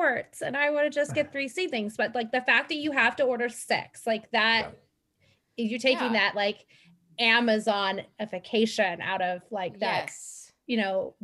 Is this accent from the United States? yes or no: yes; San Luis Obispo, California, United States; now in San Diego, United States; I grew up in San Luis Obispo